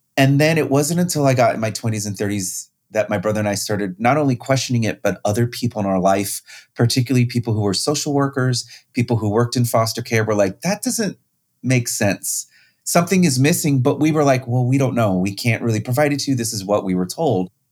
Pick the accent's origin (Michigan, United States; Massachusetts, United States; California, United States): California, United States; Riverside; I grew up in Riverside, California